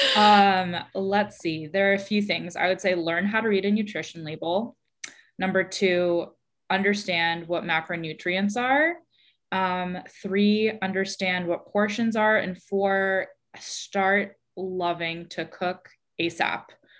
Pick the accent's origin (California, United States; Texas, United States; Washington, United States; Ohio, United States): California, United States; San Francisco; moved away as an adult; also born or lived in New York; I was born and raised in San Francisco